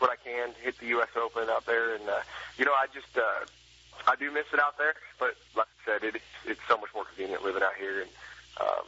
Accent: Clear Lake, California, United States; I grew up fishing in Clear Lake

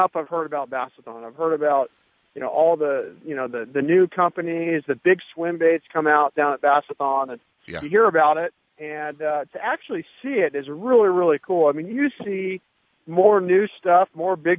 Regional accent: Grass Valley, California, United States; growing up in Grass Valley, California, I can remember fishing there 25 years ago when I was a kid

